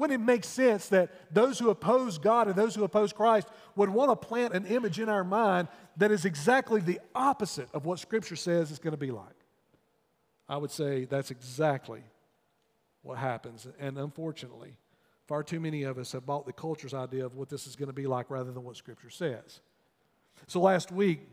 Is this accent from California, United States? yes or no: no; North Wilkesboro, North Carolina, United States; When you go up through my hometown, if you're making a trip up to the mountains, you'll pass through North Wilkesboro there on Highway 421.